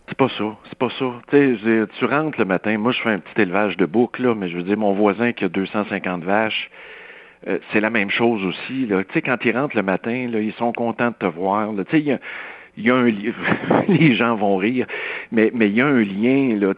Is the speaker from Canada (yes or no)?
yes; Saint-Rémi, Quebec, Canada; le rang Saint-Paul, chez nous à Saint-Rémy